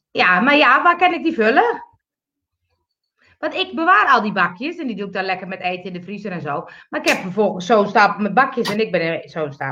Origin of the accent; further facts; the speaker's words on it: Montfort, Limburg, Netherlands; bij ons in Montfort hadden we die machines nog niet.